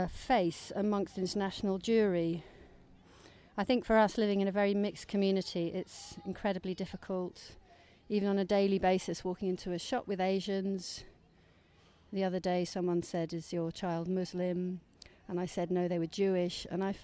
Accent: United Kingdom; Well, I'm a British Jew

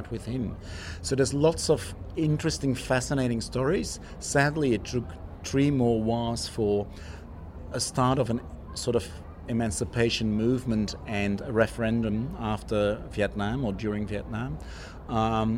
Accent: Flanders, Belgium; English is a second language; moved away as an adult; now in Sydney, Australia; I'm originally from Flanders, as you might hear, and we live in Flanders Fields.

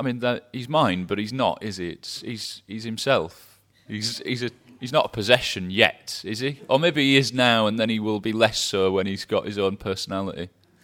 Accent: Scotland, United Kingdom; accent: English; I'm a Scottish boy with an English accent and a Welsh spelt first name, and I show off for a living.

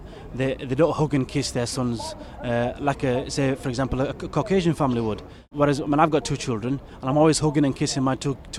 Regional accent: Bradford, Yorkshire and the Humber, United Kingdom; Where were you born? I said, Bradford. So what are your origins? I said, Yorkshire. I said, that's where I'm from.

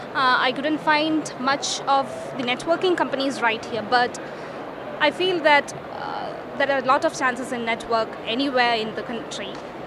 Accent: India; moved away as an adult; now in United Kingdom; I'm from India. I came here for my master's degree. I did it in the University of Derby.

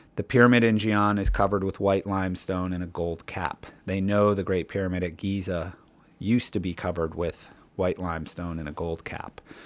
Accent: Cleveland, Ohio, United States; I grew up in Cleveland, Ohio, in sort of the middle of America.

